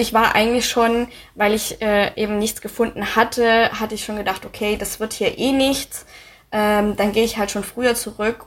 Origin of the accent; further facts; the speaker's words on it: Baden-Württemberg, Germany; moved away as an adult; also born or lived in Munich / Koblenz / Cologne / Thailand; now in Dresden, Germany; Ich komme aus Baden-Württemberg. Ähm, also mein Vater ist Deutscher, wir sind Schwaben